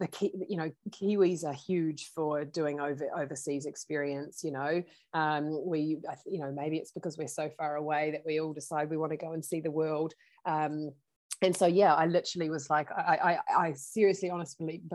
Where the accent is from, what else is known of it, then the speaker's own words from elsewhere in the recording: Blackpool, North West England, United Kingdom; also born or lived in London, United Kingdom / Auckland, New Zealand; now in New Zealand; I was born in Blackpool.